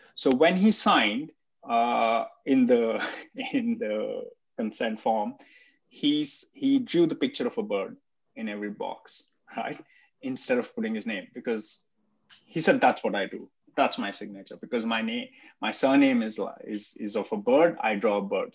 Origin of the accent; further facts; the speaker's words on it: India; moved away; at least I'm Indian. I've, I speak the language, I understand the culture, I've lived there